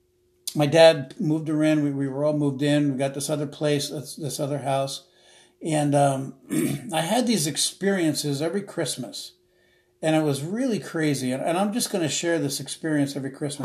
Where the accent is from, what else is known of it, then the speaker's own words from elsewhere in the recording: South Orange, New Jersey, United States; also born or lived in Newark, New Jersey; I was born and raised in this little small township called South Orange, New Jersey